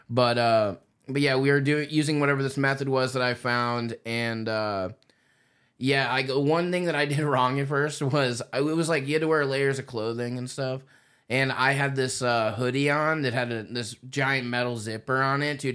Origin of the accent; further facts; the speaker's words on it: Indiana, United States; moved away; I'm from Indiana originally